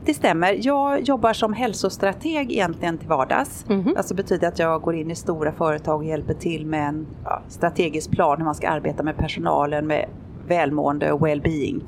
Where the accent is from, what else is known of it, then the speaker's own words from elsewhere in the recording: Sweden; moved away; hemma i Sverige